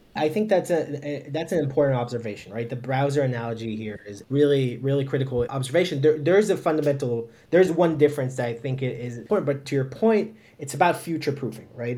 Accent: Haifa, Haifa District, Israel; moved away as an adult; I'm originally uh, from Haifa, Israel, born and raised

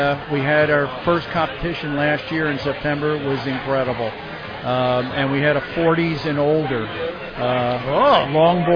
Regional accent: New Jersey, United States; also born or lived in Gulf Coast, Florida; now in Florida, United States; I'm actually from New Jersey

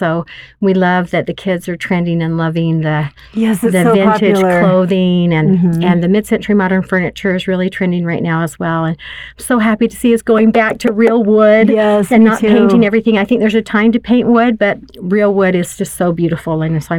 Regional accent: Wyoming, United States; born there; now in Utah, United States; He was born and raised in Idaho, and I lived all over, but I was born in Wyoming.

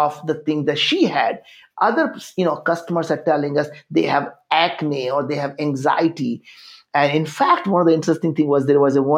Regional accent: India; English is a second language; moved away as an adult; I grew up in India

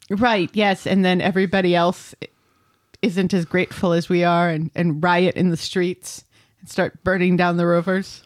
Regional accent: Connecticut, United States; moved away; I'm just from Connecticut

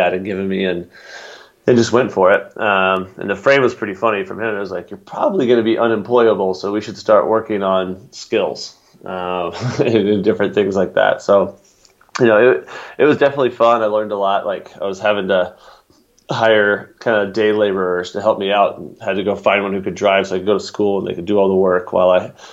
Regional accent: Atlanta, Georgia, United States; also born or lived in Aspen, Colorado / Crested Butte, Colorado / Breckenridge, Colorado; now in Boulder, United States; I grew up in Atlanta

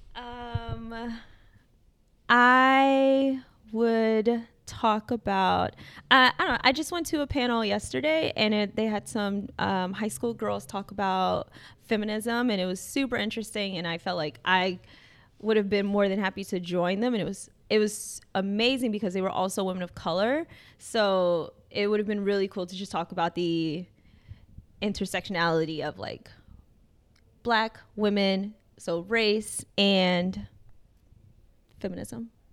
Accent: Chicago, Illinois, United States; moved away as an adult; now in Providence, United States; that's my hometown. I'm from Chicago

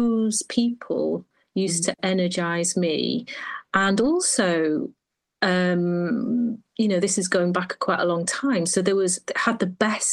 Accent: Holyhead, Wales, United Kingdom; born or raised there; moved away as an adult

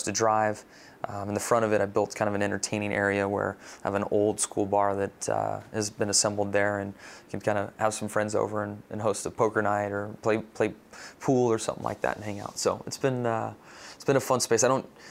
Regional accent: San Diego, California, United States; Growing up in San Diego

